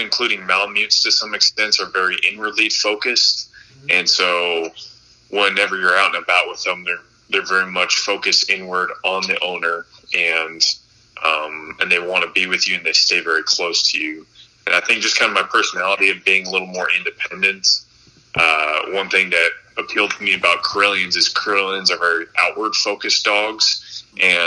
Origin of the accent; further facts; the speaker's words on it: Montana, United States; I grew up in Montana hunting